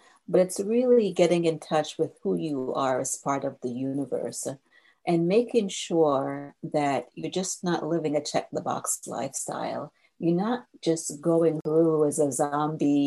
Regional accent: Jamaica; now in United States; I grew up in Jamaica, and we have a real laid-back spirit about us as Jamaicans.

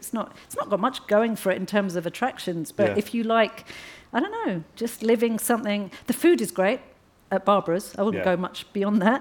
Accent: London, United Kingdom; I come from Hackney.

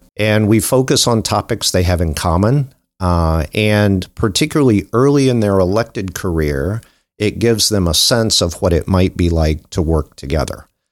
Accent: New Concord, Ohio, United States; I grew up in New Concord, Ohio

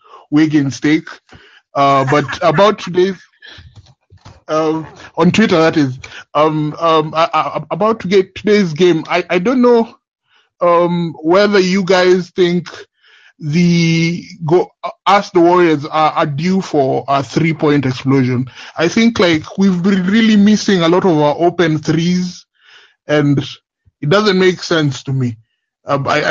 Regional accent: Kenya; I'm from Kenya

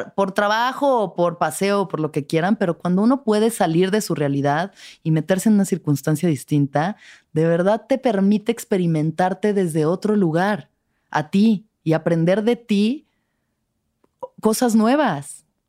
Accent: Mexico; no soy intensa, soy mexicana. Soy mexicana.

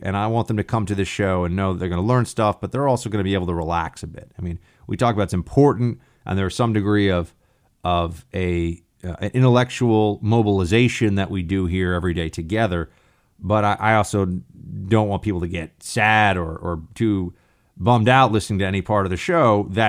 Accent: Long Island, New York, United States; born there; also born or lived in Annandale, Virginia; I used to live in Annandale, Virginia. And I was born in Long Island, New York.

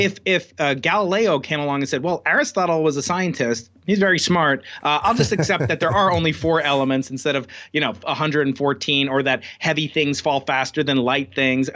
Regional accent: Long Island, New York, United States; born or raised there

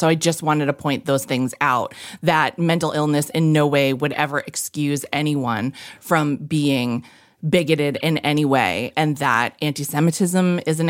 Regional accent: Massachusetts, United States; I grew up in an industrial town in Massachusetts, an hour outside of Boston, and I knew one Jewish person.

